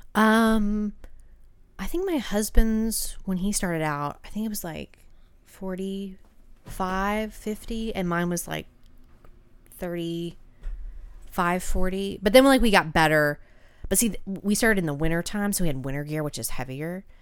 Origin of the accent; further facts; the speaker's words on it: Georgia, United States; I'm from Georgia.